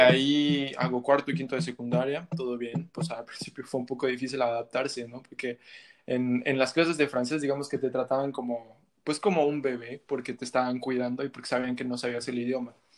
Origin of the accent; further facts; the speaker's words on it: Mexico; moved away as an adult; also born or lived in Montreal, Canada; now in Canada; Sí, yo nací, yo nací aquí en Canadá, en Montreal. Y a los cuatro o cinco años me regresé a México, pues mis, mis papás, mis dos papás son mexicanos.